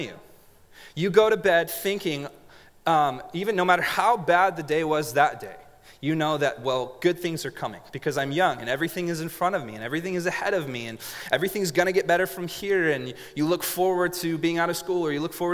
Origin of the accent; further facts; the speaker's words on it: Montague, California, United States; also born or lived in Grenada, California; In a little city, not a city, a little town called Montague, California